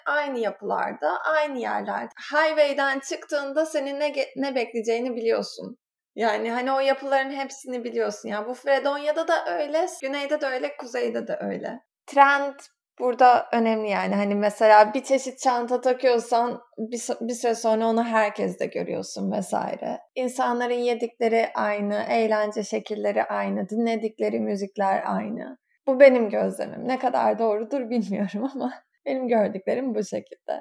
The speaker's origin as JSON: {"language": "Turkish", "region": "İzmir", "country": "Turkey", "tie": "born or raised there", "moved": "as an adult", "lives_now": "New York, United States", "said": "İzmir doğumluyum. İzmir'de büyüdüm"}